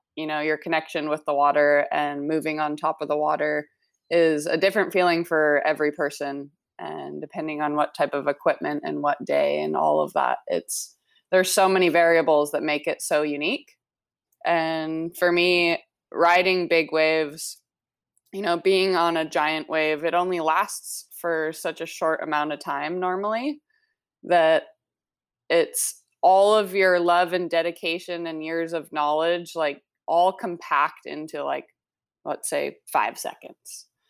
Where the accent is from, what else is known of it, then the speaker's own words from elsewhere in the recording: Maui, Hawaii, United States; also born or lived in Canada; I grew up here on Maui. Uh, I moved here when I was nine years old